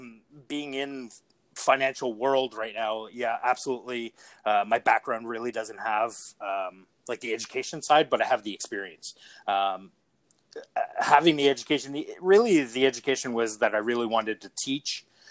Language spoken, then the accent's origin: English; Greenfield Park, Quebec, Canada; growing up in Griffith Park, it was great because we had that sense of community